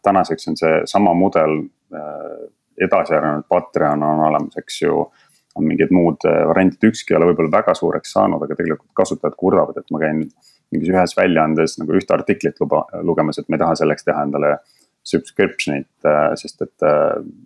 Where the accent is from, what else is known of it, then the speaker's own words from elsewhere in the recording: Estonia; moved away as an adult; also born or lived in London; now in Berlin, Germany; kui Eestisse tagasi jõudsin